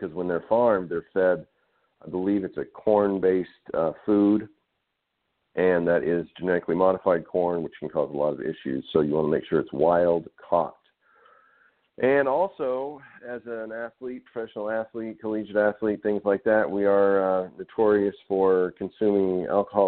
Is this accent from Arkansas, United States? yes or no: yes; Arkansas, United States; growing up in Arkansas in the South